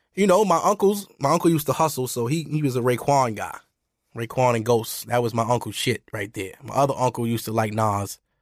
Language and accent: English; United States; I'm American, too. I'm not West Indian